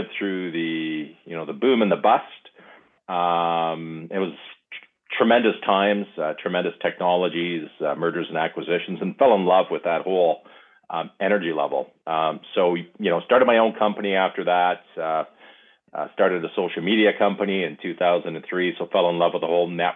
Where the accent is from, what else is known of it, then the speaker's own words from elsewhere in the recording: Ontario, Canada; I grew up in Ontario